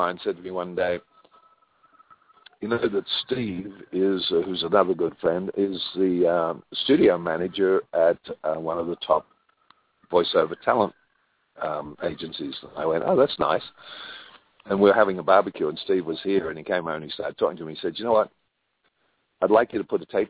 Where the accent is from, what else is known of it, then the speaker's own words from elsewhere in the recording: Australia; now in California, United States; I'm an Australian